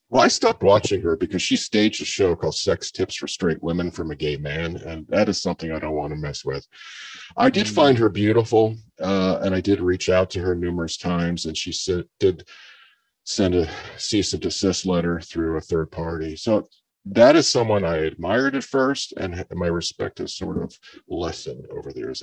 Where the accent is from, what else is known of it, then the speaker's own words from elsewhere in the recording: mid coast area in Maryland, Virginia, Mid-Atlantic, United States; I grew up not in the Northeast, but in the in the mid coast area in Maryland, Virginia, and we grew up around crabs